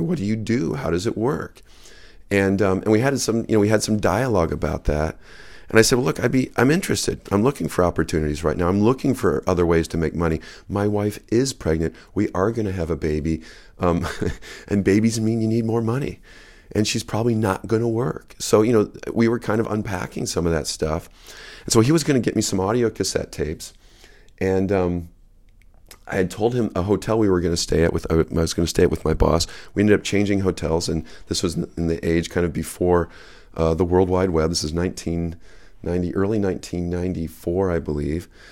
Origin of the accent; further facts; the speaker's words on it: West Michigan, United States; moved away as an adult; also born or lived in Napa Valley / Japan / Grand Rapids; I grew up in West Michigan